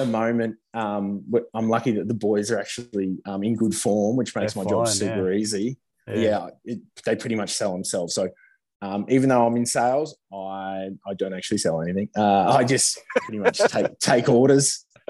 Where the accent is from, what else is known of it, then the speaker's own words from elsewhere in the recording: Gold Coast, Queensland, Australia; I grew up in Queensland